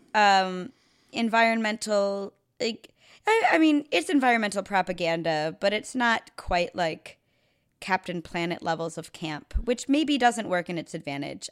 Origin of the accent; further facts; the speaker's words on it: Chicago, Illinois, United States; I grew up in Chicago, um, suburbs